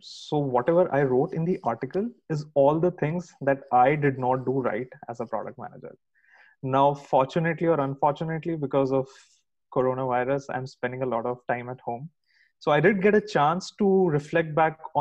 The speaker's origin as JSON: {"language": "English", "country": "India", "moved": "as an adult", "lives_now": "United States", "said": "I'm originally from India."}